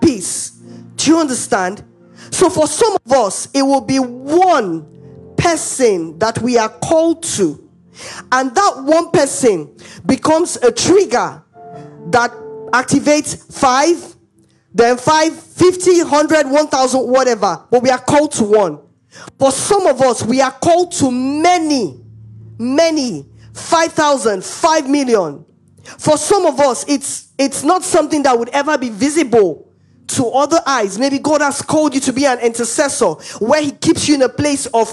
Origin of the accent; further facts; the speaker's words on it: Anambra, Nigeria; I'm from Anambra State, right? Strong state